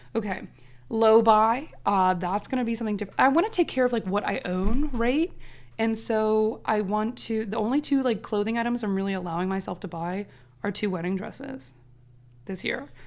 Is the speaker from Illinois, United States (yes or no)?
no; Maryland, United States; We're both from Maryland.